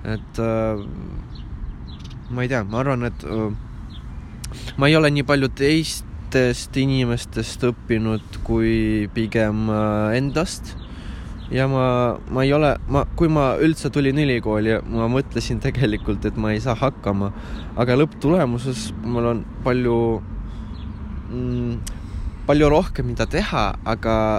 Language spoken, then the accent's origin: Estonian; Ida-Viru County, Estonia; moved away as an adult; me oleme sinuga Ida-Virumaalt tulnud